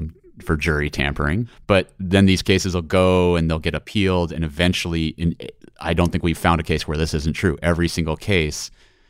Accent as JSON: {"language": "English", "region": "Montana", "country": "United States", "moved": "yes", "said": "I am from Montana."}